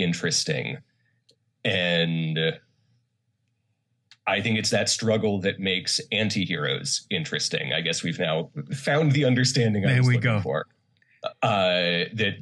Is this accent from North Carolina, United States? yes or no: yes; Charlotte, North Carolina, United States; moved away as an adult; also born or lived in Connecticut / South Korea; now in Los Angeles, United States; I grew up in North Carolina, in Charlotte.